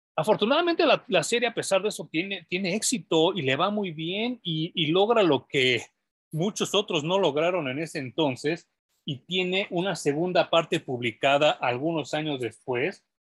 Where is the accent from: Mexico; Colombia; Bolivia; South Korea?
Mexico; como mexicano